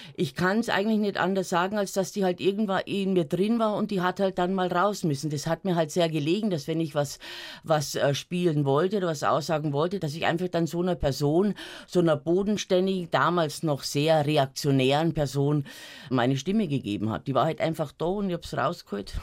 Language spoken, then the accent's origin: German; Munich, Bavaria, Germany; Ich bin am Rand von München aufgewachsen, am Kieferngarten